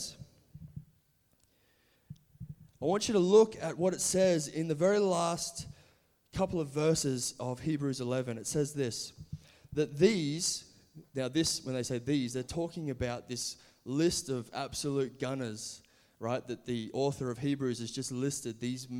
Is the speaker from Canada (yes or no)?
no; Brisbane, Queensland, Australia; also born or lived in California; I'm from Brisbane, Australia, where we all live now